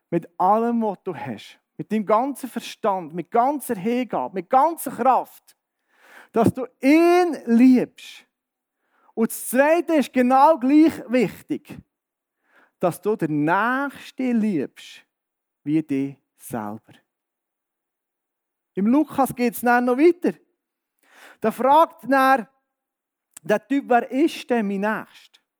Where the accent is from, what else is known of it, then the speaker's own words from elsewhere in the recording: Bern, Switzerland; ich bin im Berner Oberland aufgewachsen, wohne jetzt im Berner Seeland und komme jetzt hier ins Mittelland